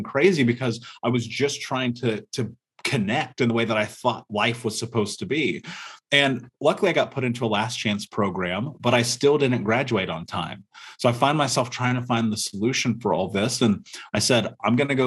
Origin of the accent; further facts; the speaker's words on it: Indianapolis, Indiana, United States; I grew up in America, in Indianapolis, in a major city